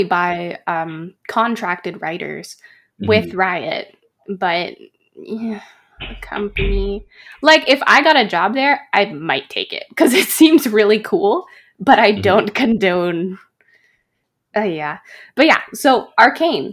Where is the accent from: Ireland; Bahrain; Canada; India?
Canada; I'm a Canadian-Chinese girl